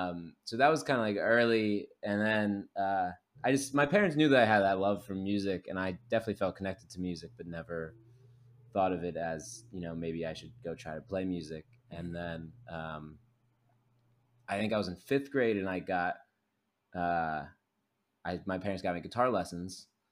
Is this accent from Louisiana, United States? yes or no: no; Philadelphia, Pennsylvania, United States; now in Los Angeles, United States; I'm from Philadelphia initially. I live in Los Angeles.